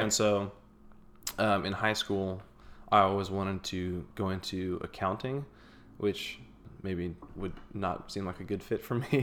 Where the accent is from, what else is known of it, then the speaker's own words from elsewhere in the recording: Houston, Texas, United States; also born or lived in Waco; I grew up in the Houston area